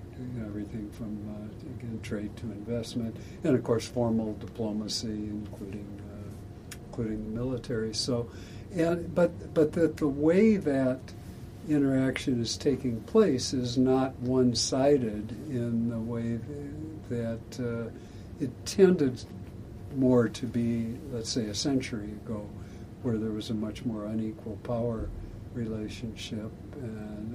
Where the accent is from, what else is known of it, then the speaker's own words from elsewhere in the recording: Iowa, United States; my home state, Iowa